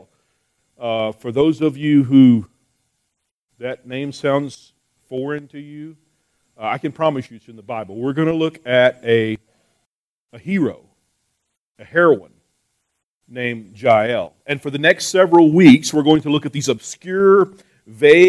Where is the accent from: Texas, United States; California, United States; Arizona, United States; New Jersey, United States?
Texas, United States; We're from Texas